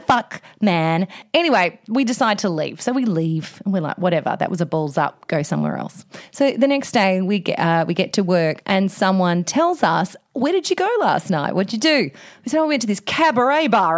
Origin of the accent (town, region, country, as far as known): Australia